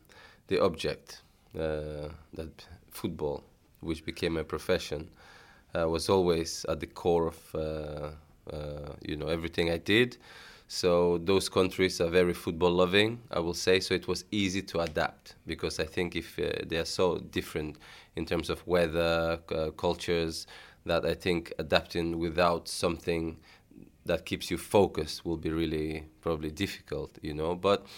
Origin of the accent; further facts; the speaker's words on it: Tashkent, Uzbekistan; born there; It's, even today when people say, where are you from? I'm like a Russian mom, Nigerian dad. Where were you born? In Uzbekistan.